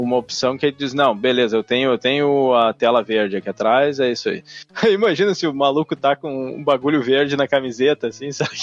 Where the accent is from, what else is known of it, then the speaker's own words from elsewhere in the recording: São Leopoldo, Rio Grande do Sul, Brazil; São Leopoldo, que é a minha cidade natal